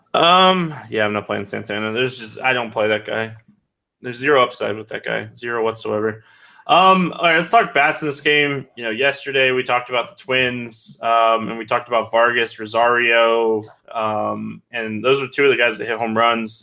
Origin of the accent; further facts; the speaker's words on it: DeLand, Florida, United States; a Deland, Florida boy, my hometown